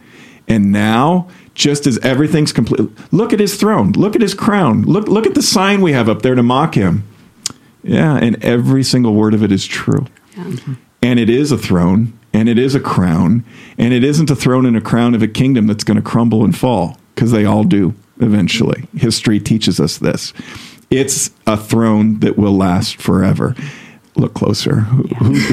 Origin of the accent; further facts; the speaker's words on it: United States; being an American